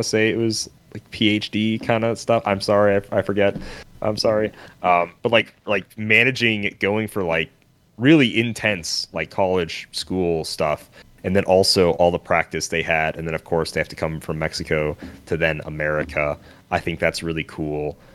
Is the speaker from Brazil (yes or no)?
no; Canada; I'm from Canada.